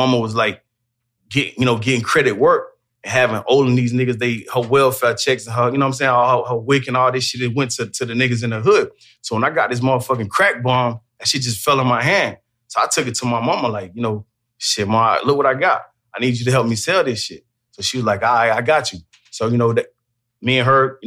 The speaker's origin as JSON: {"language": "English", "town": "Macon", "region": "Georgia", "country": "United States", "said": "I'm from Macon, Georgia. I'm from the Duncan Block"}